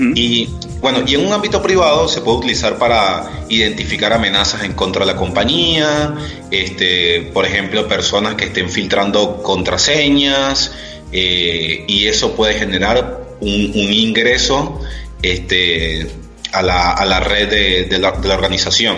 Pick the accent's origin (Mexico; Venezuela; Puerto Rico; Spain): Venezuela; moved away as an adult; now in Argentina; soy venezolano, tengo seis años ya radicado en Argentina